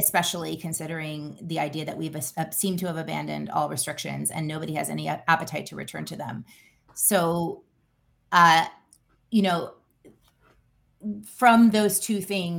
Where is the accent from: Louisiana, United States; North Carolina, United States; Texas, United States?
Louisiana, United States; I grew up in Louisiana